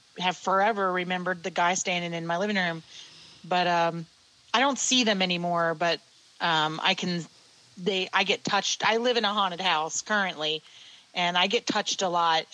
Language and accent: English; Maryland, United States; also born or lived in Pennsylvania; now in Stonington, Pennsylvania, United States; I was born in Pennsylvania. I basically grew up in Maryland, moved back to Pennsylvania many, many moons ago